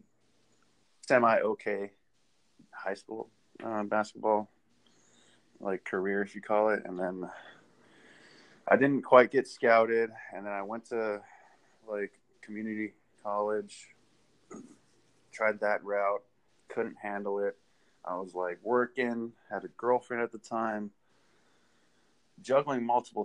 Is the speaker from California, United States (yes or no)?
yes; Southern California, United States; now in Texas, United States; I grew up in California, Southern California